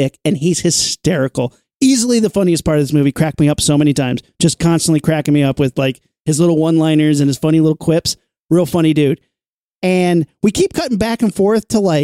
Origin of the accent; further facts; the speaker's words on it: Indiana, United States; I'm from Indiana.